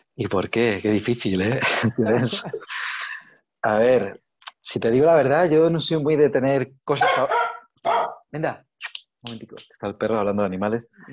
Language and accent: Spanish; Region of Murcia, Spain; soy de Murcia